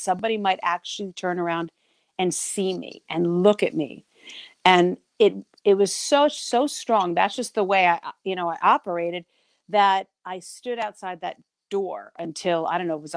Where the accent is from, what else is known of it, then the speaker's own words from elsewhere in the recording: New York, United States; also born or lived in New England; I am from New York, or as they say around here, New York, and I live in the metro. I'm downstate near the city